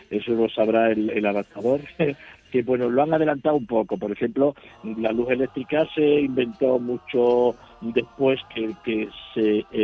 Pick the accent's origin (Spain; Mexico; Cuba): Spain; Huelva, Andalusia; born there; now in Seville, Spain; me considero tanto choquero de nacimiento como sevillero de adopción